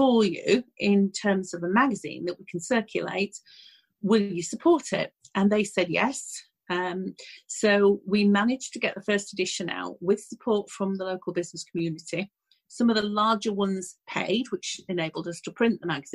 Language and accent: English; Leeds, Yorkshire and the Humber, United Kingdom; I'm originally from Leeds, as is my business partner